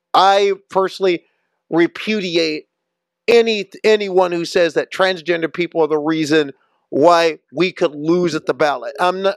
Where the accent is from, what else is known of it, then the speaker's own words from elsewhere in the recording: Nebraska, United States; Grew up in Oklahoma, I grew up in Nebraska.